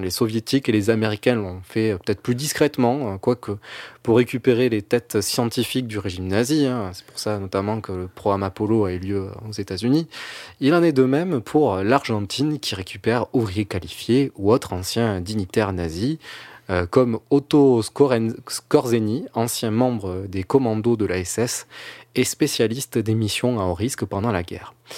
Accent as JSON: {"language": "French", "country": "France", "said": "en tant que Français, restons humbles"}